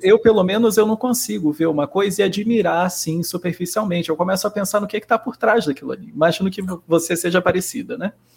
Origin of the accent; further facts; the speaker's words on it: Rio de Janeiro, Brazil; eu também sou carioca